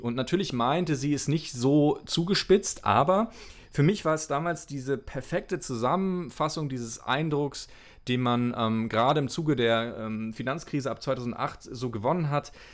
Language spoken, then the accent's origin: German; Mecklenburg-Vorpommern, Germany; also born or lived in Rostock; bin ich in Rostock geboren, bin dann äh, so 100 Kilometer weiter weg aufgewachsen in Mecklenburg